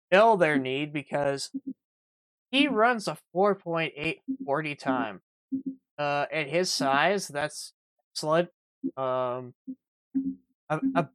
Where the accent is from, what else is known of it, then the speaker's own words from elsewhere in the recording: Saskatchewan, Canada; I'm from Saskatchewan